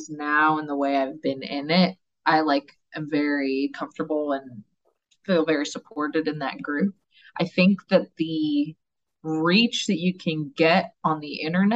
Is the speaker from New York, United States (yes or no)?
yes; New York City, New York, United States; moved away; also born or lived in Florida; I'm originally from New York, and then I lived in Florida for a while